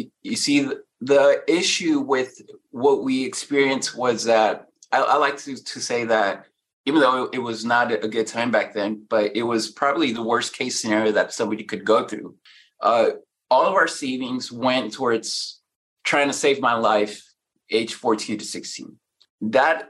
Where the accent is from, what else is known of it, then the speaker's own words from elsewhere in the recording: Mexico; now in United States; When we came from Mexico, we lived on food stamps here. We lived in a one-car garage that we converted into a bedroom.